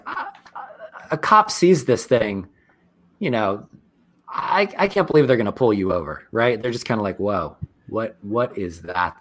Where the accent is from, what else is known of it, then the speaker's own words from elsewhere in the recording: Marin County, California, United States; I grew up in Marin County